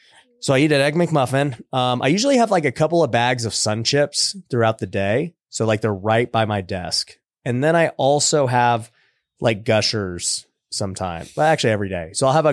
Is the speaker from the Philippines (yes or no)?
yes; Philippines; Dude, I love them. I'm Filipino, dude. I love dried mangoes.